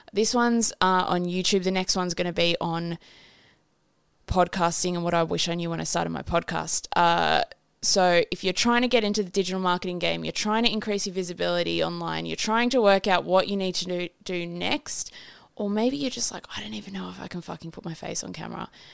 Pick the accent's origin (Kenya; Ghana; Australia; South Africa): Australia; I'm fucking Australian